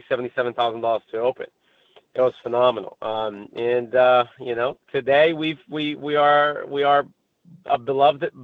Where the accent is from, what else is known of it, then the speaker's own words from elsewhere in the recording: Brazil; now in United States; I was born and raised in Brazil. And I moved to the States somewhere around 2000